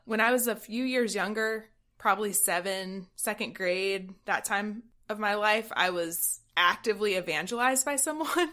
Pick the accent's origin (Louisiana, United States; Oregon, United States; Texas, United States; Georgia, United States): Georgia, United States; South; I'm from South Georgia, where church is a thing that pretty much everybody else did